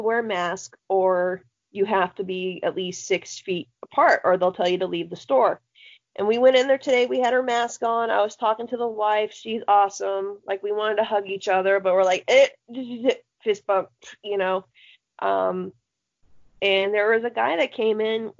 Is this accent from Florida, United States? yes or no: yes; Florida, United States; I love my home state of orange juice